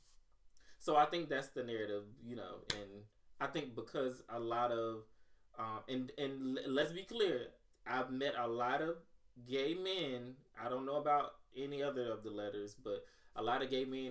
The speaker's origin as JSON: {"language": "English", "region": "Mississippi", "country": "United States", "said": "I'm from Mississippi"}